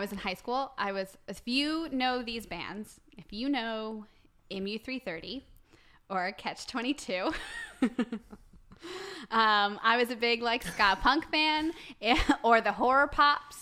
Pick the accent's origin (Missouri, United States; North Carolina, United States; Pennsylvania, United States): Missouri, United States; St. Louis; I'm from St. Louis, Missouri